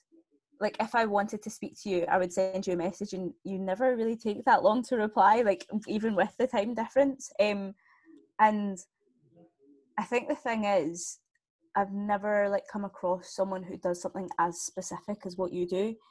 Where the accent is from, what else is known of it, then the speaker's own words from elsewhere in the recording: Scotland, United Kingdom; I'm from Scotland. As you can probably tell by the accent.